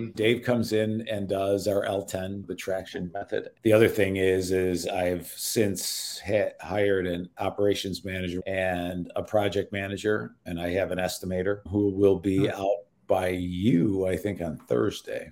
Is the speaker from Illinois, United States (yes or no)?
yes; Chicago, Illinois, United States; Middle school, high school, we moved from Chicago proper, west side of the city, which is now kind of a war zone, to a fairly affluent suburb.